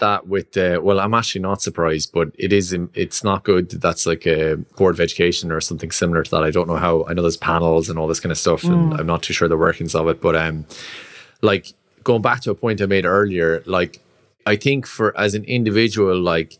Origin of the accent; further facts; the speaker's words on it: Roscrea, Munster, Ireland; I'm like, I'm from Rosscrea.